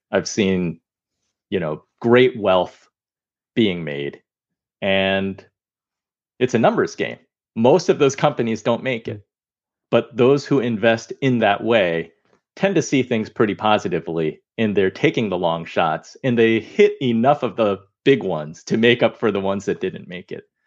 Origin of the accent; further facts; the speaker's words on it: United States; I'm Chinese American.